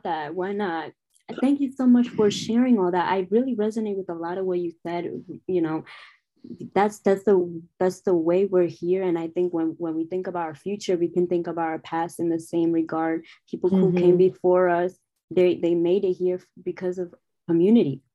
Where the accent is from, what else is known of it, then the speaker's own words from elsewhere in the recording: New York City, New York, United States; also born or lived in Syracuse; I'm from Harlem